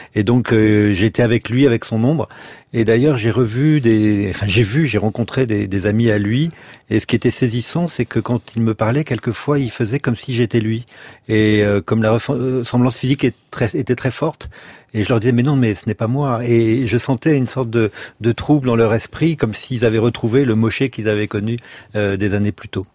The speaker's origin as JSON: {"language": "French", "town": "La Rochelle", "region": "Nouvelle-Aquitaine", "country": "France", "tie": "born or raised there", "also_born_or_lived": "Bordeaux", "said": "nous avons déménagé de Bordeaux, qui était toute noire en 70, à La Rochelle"}